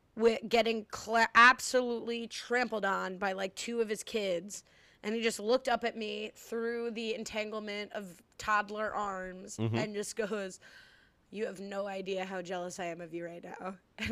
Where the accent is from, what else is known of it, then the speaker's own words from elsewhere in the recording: Midwest, United States; accent: Midwestern; Ailey, that's my Midwestern accent.